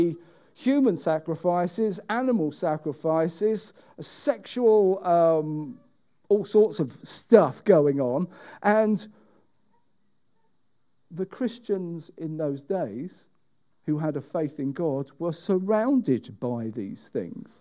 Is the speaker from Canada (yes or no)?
no; United Kingdom